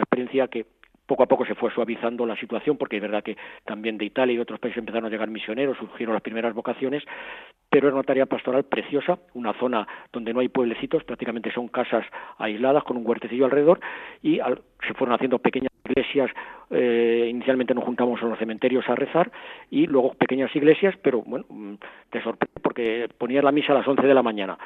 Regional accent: Madrid, Community of Madrid, Spain; moved away as an adult; Yo me crié en una familia cristiana, sin grandes alardes, pero cristiana. yo soy de Madrid

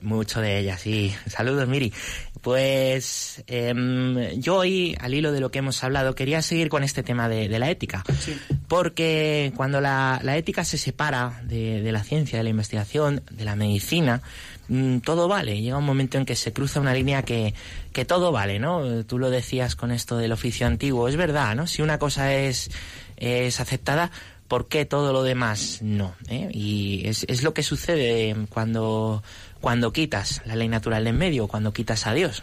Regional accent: Móstoles, Community of Madrid, Spain; yo nací en Móstoles

